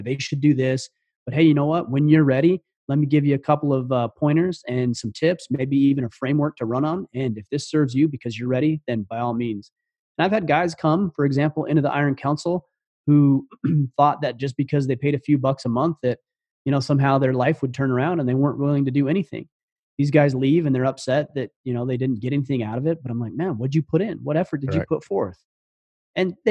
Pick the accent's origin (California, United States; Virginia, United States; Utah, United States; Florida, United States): Utah, United States; Southern; moved away as an adult; I grew up in Southern Utah.